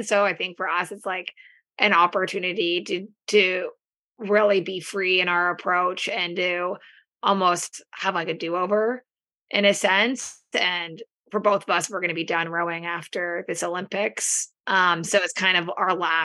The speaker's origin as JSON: {"language": "English", "country": "Canada", "said": "we're all Canadian."}